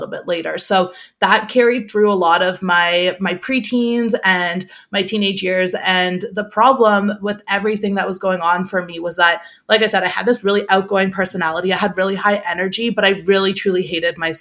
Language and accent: English; Toronto, Ontario, Canada; I'm from Toronto